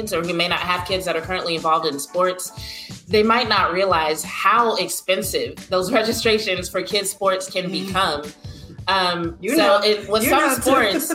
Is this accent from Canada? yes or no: no; Lake Charles, Louisiana, United States; my hometown of Lake Charles, Louisiana